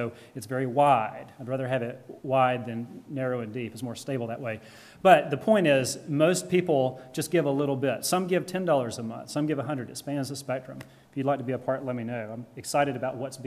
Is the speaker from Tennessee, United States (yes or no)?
no; the Deep South, Georgia, United States; moved away; I am from Georgia originally in the Deep South